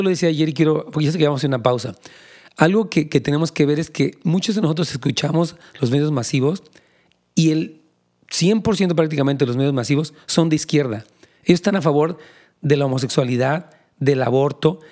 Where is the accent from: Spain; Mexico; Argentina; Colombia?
Mexico; now in California, United States; soy mexicano